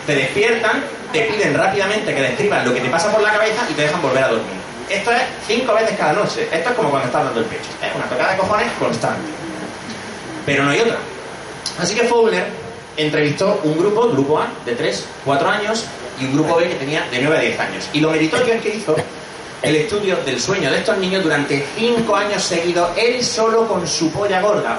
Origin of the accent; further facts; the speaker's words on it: Granada, Andalusia, Spain; moved away as an adult; also born or lived in Madrid; now in Barcelona, Spain; soy de Granada, como habréis notado por, el, por el acento, estudié psicología